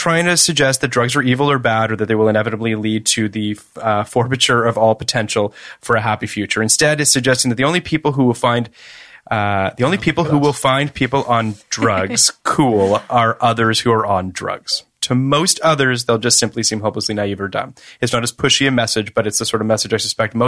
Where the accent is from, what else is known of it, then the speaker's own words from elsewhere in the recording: Toronto, Ontario, Canada; I grew up in Toronto